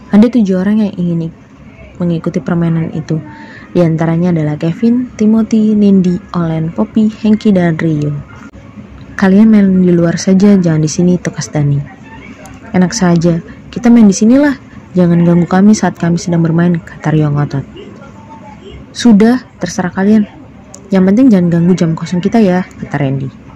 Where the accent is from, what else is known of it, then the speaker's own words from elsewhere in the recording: Surakarta, Central Java, Indonesia; Saya berasal dari kota Solo.